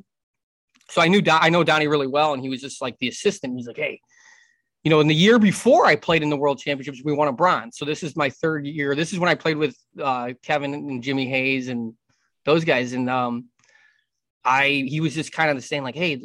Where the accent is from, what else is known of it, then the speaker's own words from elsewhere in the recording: Philippines; I'm Filipino